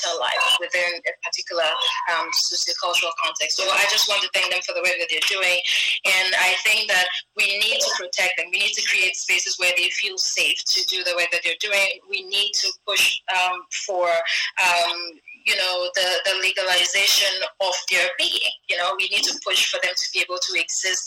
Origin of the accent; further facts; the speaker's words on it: northern Ghana, Ghana; as a Ghanaian who's a Ghana from northern Ghana